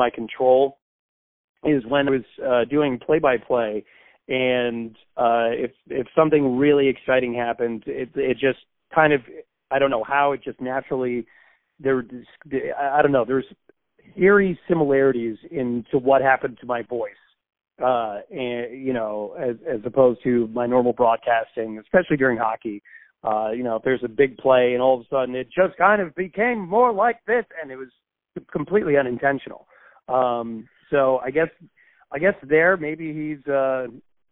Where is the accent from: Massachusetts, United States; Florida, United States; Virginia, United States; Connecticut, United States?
Connecticut, United States; I grew up in Connecticut, the Bridgeport Bluefish.